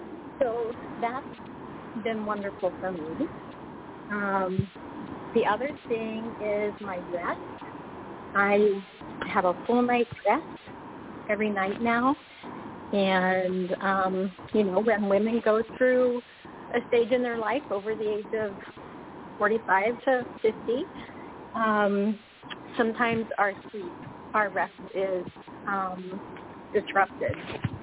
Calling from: Indiana, United States; I'm calling from Indiana.

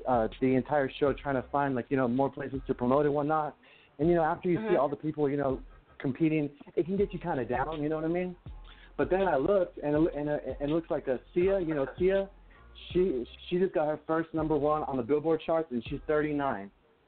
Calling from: New Mexico, United States; I'm calling from New York. No, I'm just kidding. New Mexico.

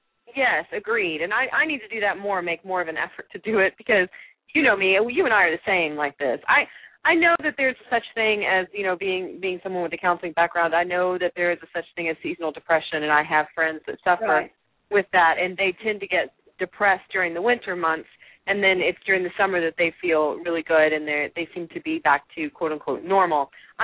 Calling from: Texas, United States; certainly we are speaking from Texas, and I'm speaking from West Texas, and boy, does it get hot here. It's like the desert.

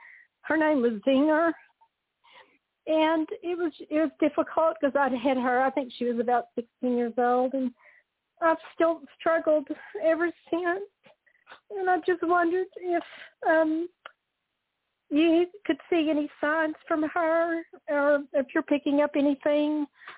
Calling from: Amarillo, Texas, United States

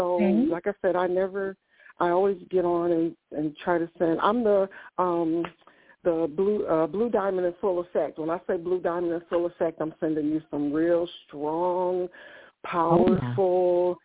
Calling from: Ohio, United States; I am calling from Ohio.

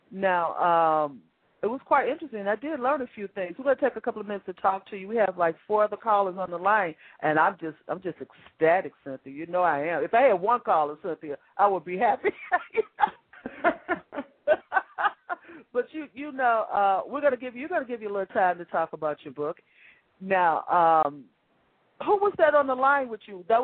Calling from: St. Petersburg, Florida, United States; Yes, I'm calling from St. Petersburg, Florida.

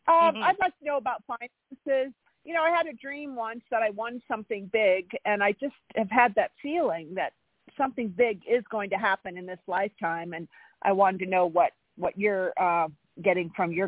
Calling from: California, United States; Thank you, Charlotte. This is …. I'm in California.

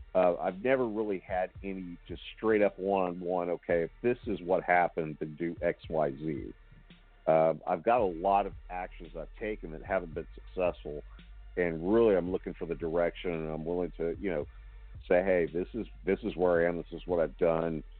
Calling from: Houston, Texas, United States; I'm calling from Houston, Texas

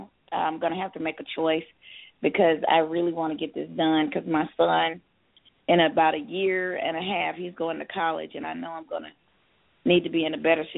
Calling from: Georgia, United States; I'm calling from Georgia.

